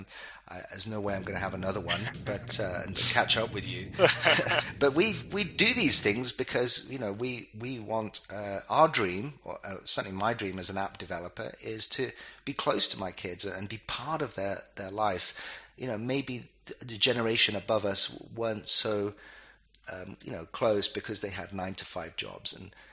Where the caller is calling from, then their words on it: Dubai, United Arab Emirates; I'm calling you from Dubai, and it's by choice.